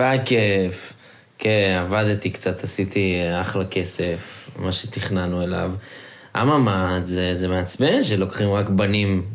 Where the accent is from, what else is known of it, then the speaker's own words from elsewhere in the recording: Israel; moved away; אנחנו לא ישראלים קלאסיים